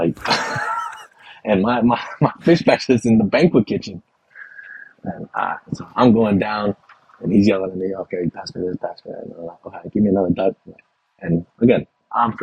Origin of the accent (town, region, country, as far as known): Texas, United States